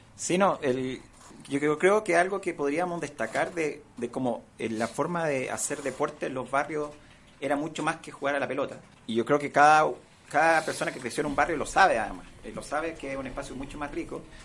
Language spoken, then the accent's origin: Spanish; San Bernardo, Santiago Metropolitan Region, Chile; Yo crecí y me crié en San Bernardo